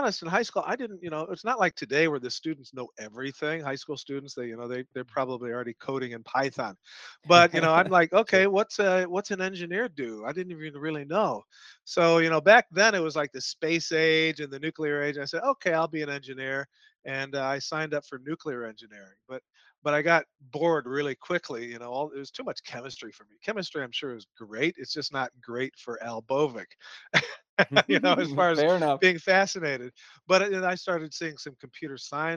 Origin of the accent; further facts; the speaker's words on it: Evanston, Illinois, United States; moved away as an adult; also born or lived in Champaign-Urbana, Illinois; now in Austin, United States; most of my childhood was north of Chicago